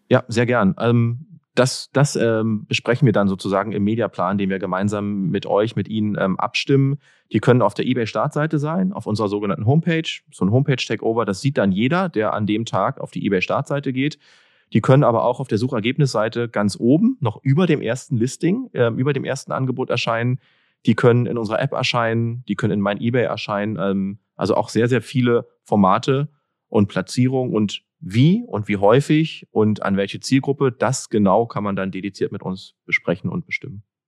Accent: Berlin, Germany; Ich komme aus Berlin

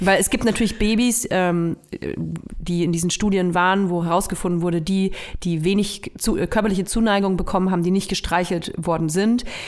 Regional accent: Nuremberg, Bavaria, Germany; moved away; Ich komme ja aus Nürnberg und ich höre auch total gerne Nürnberger Radiosender. Ähm, ich, mein Lieblingsradiosender früher als Kind war N1

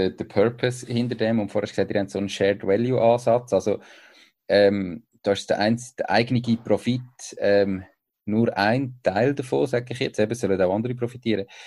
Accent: Switzerland; Das ist äh, so als, als Schweizer manchmal

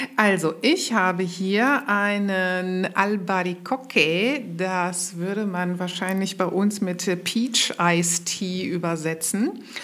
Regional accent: Mönchengladbach, North Rhine-Westphalia, Germany; moved away as an adult; also born or lived in Cologne / Berlin; ich bin keine gebürtige Kölnerin, sondern ich komme ursprünglich aus Mönchengladbach

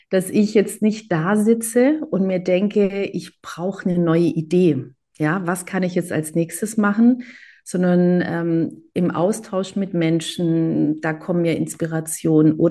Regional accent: Greece; auch mit diesem Ich als Griechin, äh, Ost als Israeli.

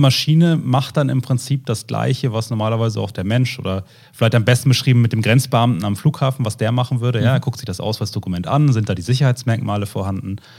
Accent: the North, Northern Germany, Germany; Wir kommen ja beide äh, aus dem Norden, haben hier Frau und Kind

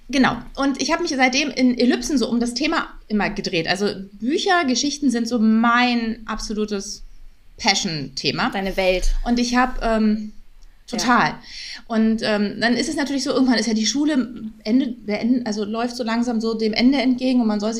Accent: Berlin, Germany; now in Hamburg, Germany; Auch aus Berlin.

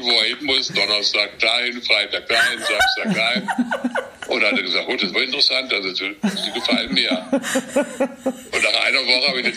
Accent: Baden-Württemberg, Germany; ich komme aus Südbaden

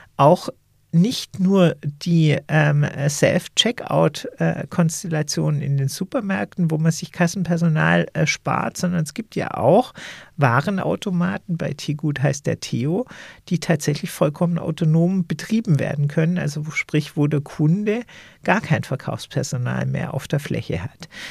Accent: Germany; als Deutsche

